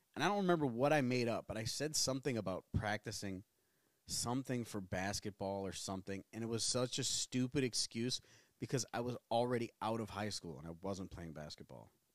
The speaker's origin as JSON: {"language": "English", "town": "New Orleans", "region": "Louisiana", "country": "United States", "also_born_or_lived": "Tennessee", "moved": "yes", "said": "we're both from New Orleans"}